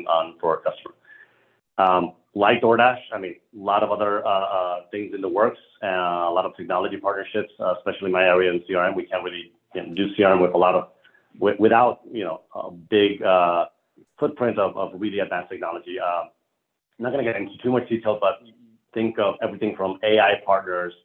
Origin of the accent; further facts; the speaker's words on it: Colombia; moved away; I'm originally from Colombia, South America